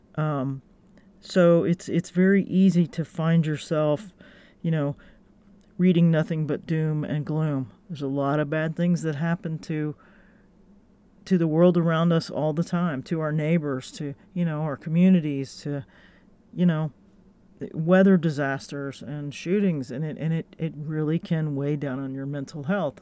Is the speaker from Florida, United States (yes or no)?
yes; Gainesville, Florida, United States; my hometown, Gainesville, Florida